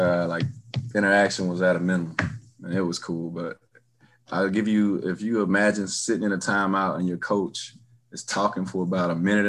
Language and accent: English; Jackson, South Carolina, United States; I'm from Jackson